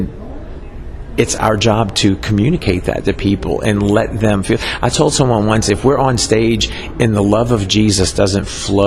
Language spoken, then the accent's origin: English; New Orleans, Louisiana, United States; I grew up in New Orleans